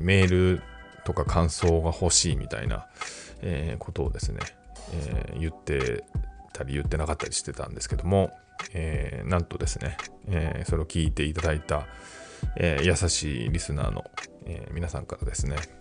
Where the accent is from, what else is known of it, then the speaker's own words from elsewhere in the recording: Tokyo, Japan; 自分はあの、東京生まれ東京育ちなんで、その変わった訛りとかはない